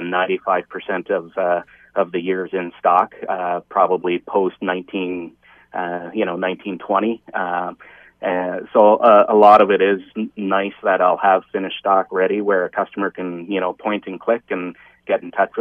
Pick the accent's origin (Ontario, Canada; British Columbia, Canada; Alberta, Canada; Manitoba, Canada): Ontario, Canada; Eastern; I'm from Eastern Ontario myself.